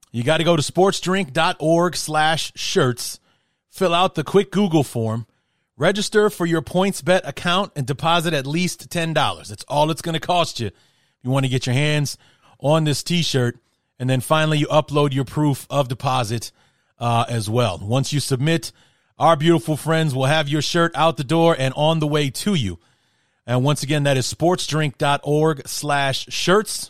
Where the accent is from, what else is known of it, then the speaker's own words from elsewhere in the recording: Chicago, Illinois, United States; I grew up in Chicago